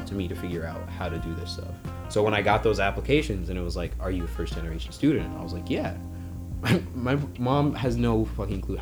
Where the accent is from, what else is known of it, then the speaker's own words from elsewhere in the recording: Sudan; now in United States; I was born in Sudan, in North Africa.